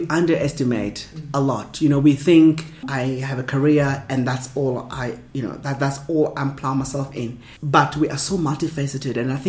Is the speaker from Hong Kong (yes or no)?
no; Soweto, Gauteng, South Africa; And growing up in Soweto, I grew up in a colorful environment, multicultural, multilingual experiences, culture-wise.